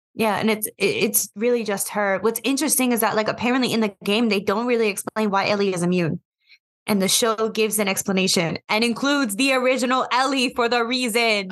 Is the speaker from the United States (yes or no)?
yes; United States; I am simply American because I am.